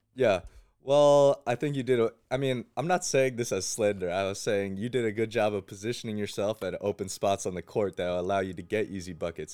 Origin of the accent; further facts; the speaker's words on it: West Windsor, New Jersey, United States; I grew up in West Windsor